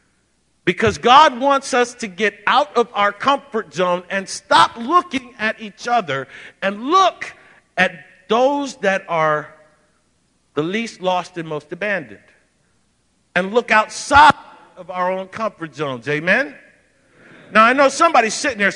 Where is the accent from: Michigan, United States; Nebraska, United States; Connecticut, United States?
Michigan, United States; Born and raised, did I tell you I was from Michigan?